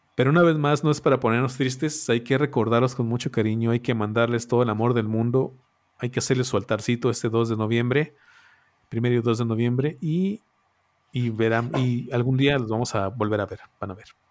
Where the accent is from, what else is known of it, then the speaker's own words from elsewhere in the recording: Mexico; nosotros como mexicanos